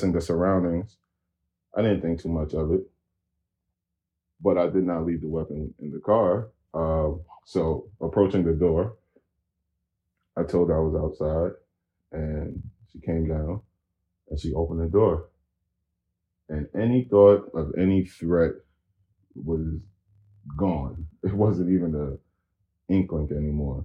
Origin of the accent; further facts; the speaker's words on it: Paterson, New Jersey, United States; we're both from Patterson.